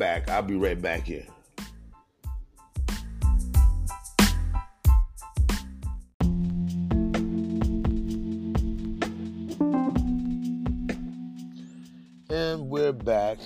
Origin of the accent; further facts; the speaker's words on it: Midwest, United States; now in Washington, PA, United States; I'm originally from the Midwest.